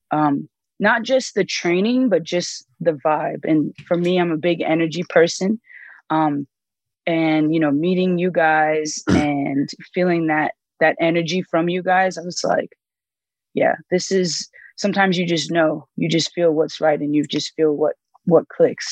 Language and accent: English; the DMV, Maryland, United States; moved away as an adult; also born or lived in Miami, Florida / Texas; now in Colorado, United States; I moved to Maryland and I grew up in the DMV